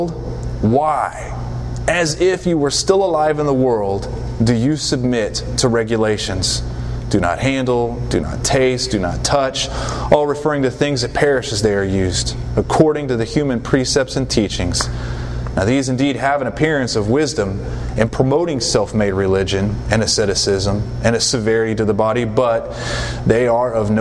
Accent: the South, United States; I just know from being in the South, growing up in the South, and living here

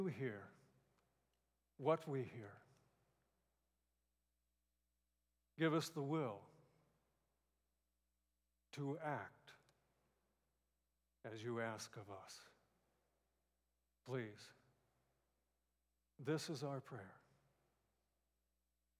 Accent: California, United States; moved away; also born or lived in Boston; I grew up in California

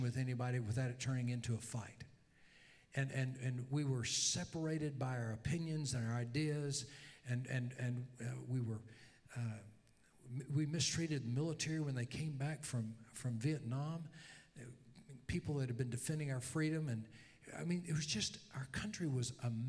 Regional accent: Louisiana, United States; I'm from Louisiana

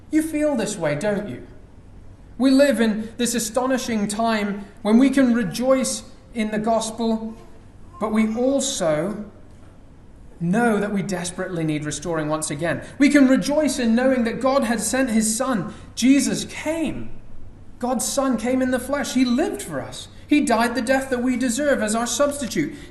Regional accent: Dubai, United Arab Emirates; You know, when we were growing up in Dubai, it would maybe rain once, perhaps twice a year.

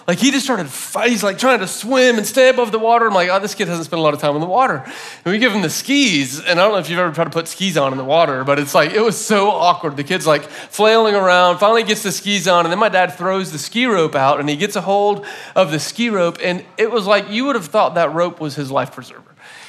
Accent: Florida, United States; my parents got a boat when I was in like second grade, and so I grew up in Florida

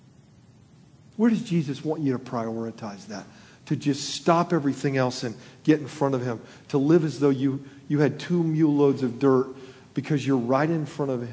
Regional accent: Florida, United States; moved away; I was born in Florida, I'm a Floridian at heart everywhere I've lived

